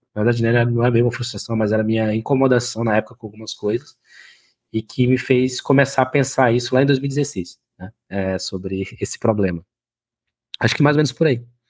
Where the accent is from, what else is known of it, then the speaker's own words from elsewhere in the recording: Oiapoque, Amapá, Brazil; moved away; eu venho numa cidade chamada Oiapoque Amapá, né, no extremo norte do Brasil aí